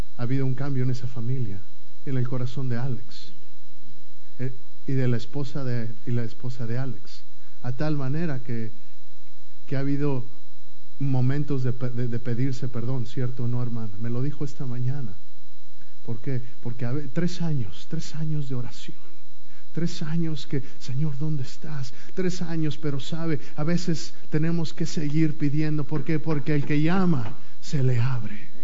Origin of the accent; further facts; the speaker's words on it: Mexico City, Mexico; yo crecí en el DF